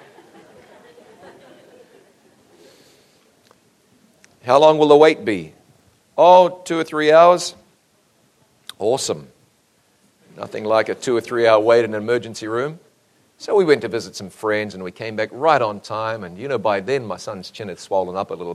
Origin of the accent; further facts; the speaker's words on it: New Zealand; moved away as an adult; my home country of New Zealand